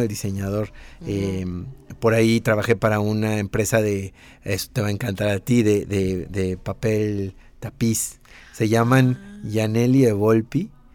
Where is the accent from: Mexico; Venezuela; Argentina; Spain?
Mexico; accent: Mexican; also born or lived in Italy; mi acento mexicano